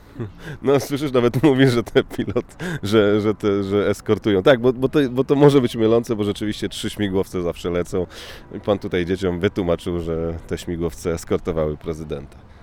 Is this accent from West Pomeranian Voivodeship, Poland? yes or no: yes; Szczecin, West Pomeranian Voivodeship, Poland; now in Washington, United States; pochodzimy ze Szczecina